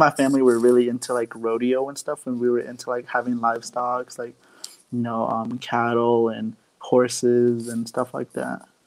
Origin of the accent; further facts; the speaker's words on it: Arizona, United States; now in Phoenix, United States; I'm from Arizona on the Navajo Reservation. I now currently live in Phoenix for now, but yeah, I'm part of the Navajo Nation.